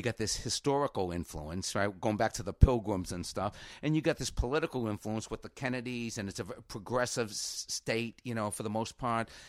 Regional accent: Cambridge, Massachusetts, United States; I grew up in Cambridge and we grew up a mile from the Hasty Pudding

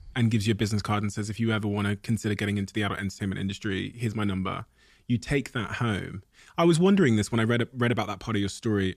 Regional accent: Plymouth, South West England, United Kingdom; born or raised there; also born or lived in Botswana

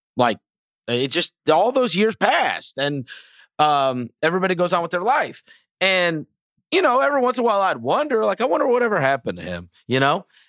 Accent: St. Louis, Missouri, United States; also born or lived in New York; My father got transferred and we moved to Saint Louis.

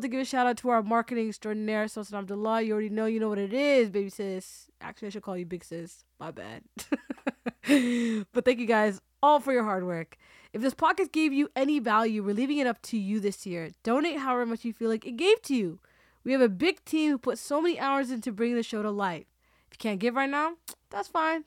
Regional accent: Toronto, Ontario, Canada; I'm from Toronto, the six.

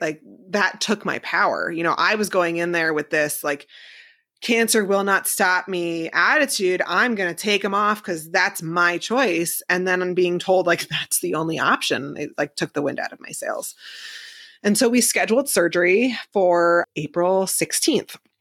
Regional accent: New Jersey, United States; moved away as an adult; also born or lived in Manhattan / Hoboken / Oklahoma; now in Columbus, United States; being from New Jersey my whole life and living in Manhattan

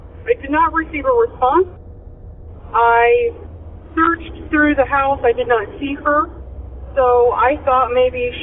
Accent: Illinois, United States; I am from Illinois

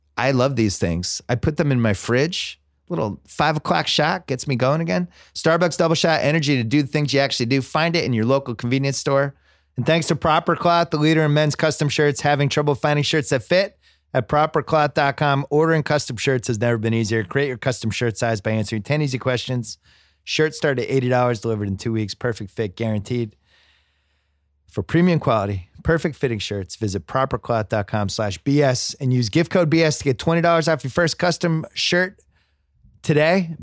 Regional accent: Massachusetts, United States; growing up in Massachusetts

